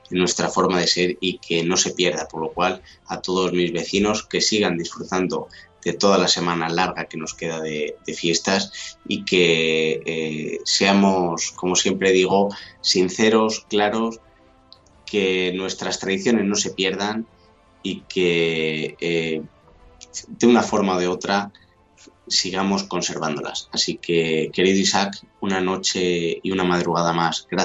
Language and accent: Spanish; El Arenal, Castile and León, Spain; en mi pueblo, en el Arenal, en la provincia de Ávila